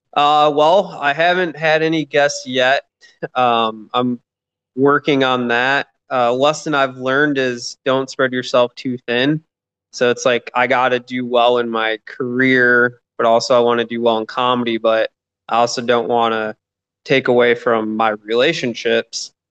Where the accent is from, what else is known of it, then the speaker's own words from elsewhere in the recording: Michigan, United States; moved away as an adult; now in Atlanta, United States; I'm originally from Michigan. Um, I'm here in Atlanta, Georgia. Been here about two and a half years now